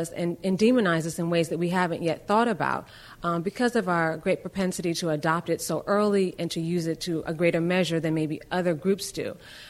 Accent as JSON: {"language": "English", "region": "New York", "country": "United States", "said": "as a New Yorker"}